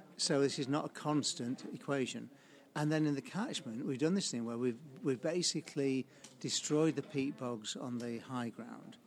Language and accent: English; Sheffield, Yorkshire and the Humber, United Kingdom; I grew up in Sheffield. I went to King Edward's Grammar School in Sheffield, uh, went away for a bit, came back, um, and then I stayed ever since